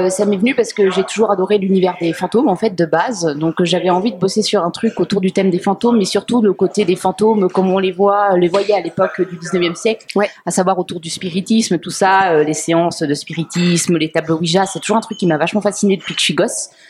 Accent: Switzerland; je viens de Suisse.

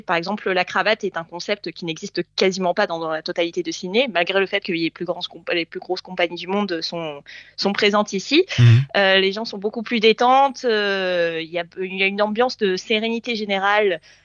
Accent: Port-Saint-Louis-du-Rhône, Provence-Alpes-Côte d'Azur, France; moved away as an adult; now in Sydney, Australia; ma ville natale

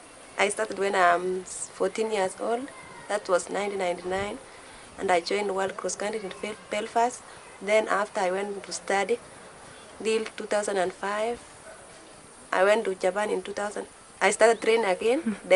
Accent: West Pokot County, Kenya; English is a second language; I'm from West Pokot.

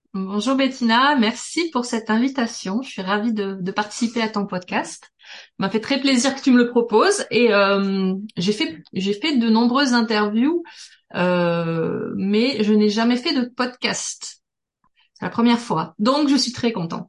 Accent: Toulouse, Occitania, France; moved away as an adult; also born or lived in Paris; je viens de Toulouse

